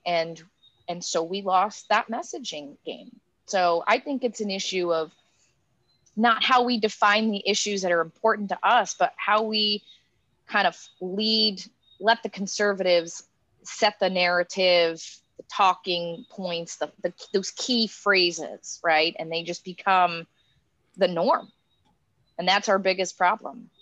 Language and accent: English; Appalachian Pennsylvania, United States; now in Kentucky, United States; I am from Appalachia, not Appalachian Kentucky, but Appalachian Pennsylvania.